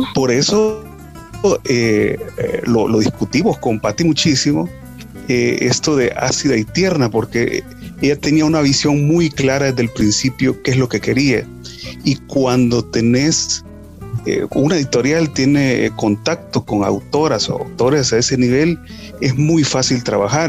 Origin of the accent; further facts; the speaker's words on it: El Salvador; somos salvadoreños, sentimos esa identificación